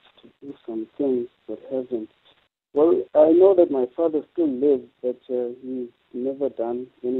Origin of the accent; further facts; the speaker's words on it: Pietermaritzburg, KwaZulu-Natal, South Africa; also born or lived in Durban; I am from Pietermaritzburg. I'm currently working in Cateridge, Durban. My date of birth is 1989, the month of May, the third day, 3.